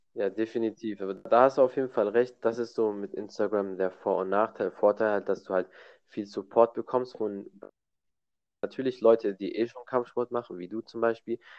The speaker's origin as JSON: {"language": "German", "country": "Germany", "said": "bei uns in Deutschland"}